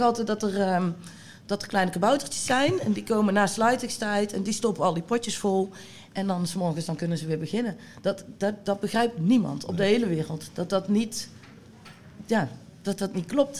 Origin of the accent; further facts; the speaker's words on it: Bladel, North Brabant, Netherlands; ik kom uit de buurt van Bladel. Ehm, daar zaten wij op school